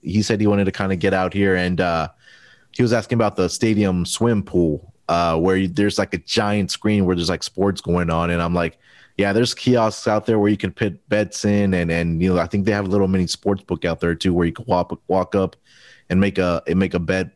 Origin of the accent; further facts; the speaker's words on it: Houston, Texas, United States; my hometown team, the Houston Rockets